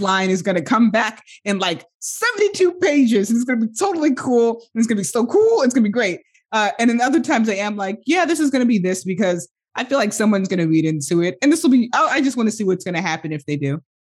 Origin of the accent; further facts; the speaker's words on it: United States; first language English; as an American